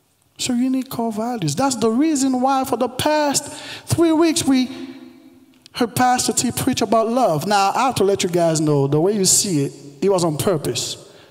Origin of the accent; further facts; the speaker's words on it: Haiti; English is a second language; now in United States; I was born and raised in Haiti